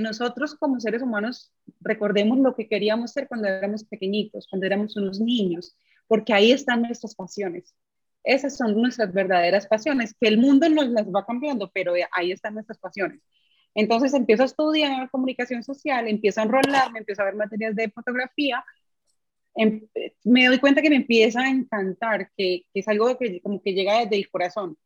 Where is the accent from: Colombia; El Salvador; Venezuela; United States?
Colombia; Bucaramanga, Santander; now in Medellín, Colombia; Yo soy de Bucaramanga